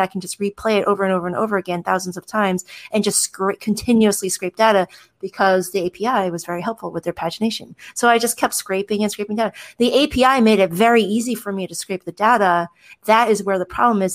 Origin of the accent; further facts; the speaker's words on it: United States; my status as an American citizen